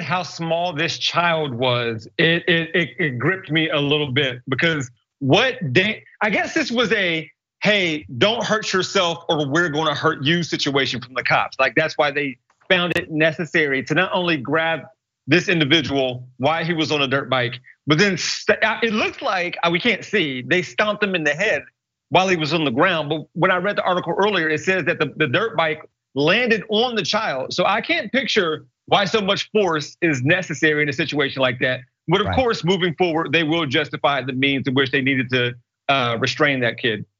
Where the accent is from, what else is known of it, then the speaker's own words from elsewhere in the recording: Columbus, Ohio, United States; I was born and raised in Columbus, and no matter where I go and what I do, I try to make it clear to everybody where I'm from